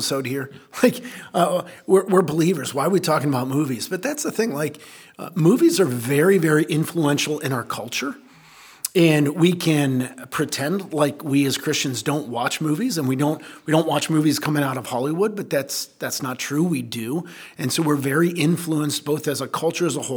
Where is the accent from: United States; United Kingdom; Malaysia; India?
United Kingdom; Scotland; I'm a Scot